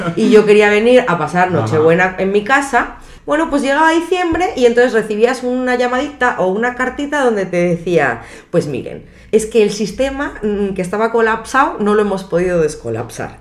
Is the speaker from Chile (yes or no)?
no; Madrid, Community of Madrid, Spain; moved away as an adult; also born or lived in Lyon, France; now in Mexico; mi barrio me lo han cambiado